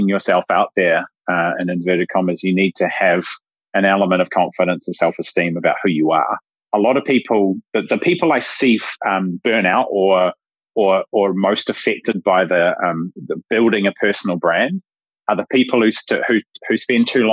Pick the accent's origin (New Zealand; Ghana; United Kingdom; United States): New Zealand; I'm a Kiwi